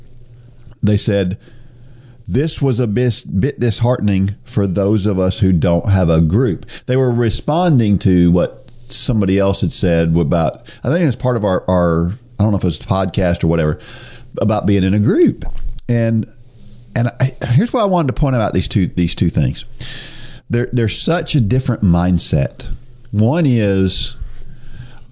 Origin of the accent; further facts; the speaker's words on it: New Jersey, United States; moved away; I was born in New Jersey.